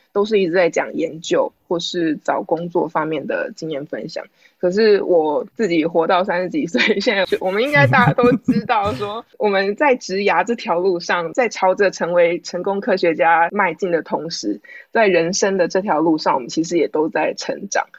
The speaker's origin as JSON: {"language": "Chinese", "country": "Taiwan", "moved": "yes", "lives_now": "United States", "said": "我们是台湾人，有同样的文化背景"}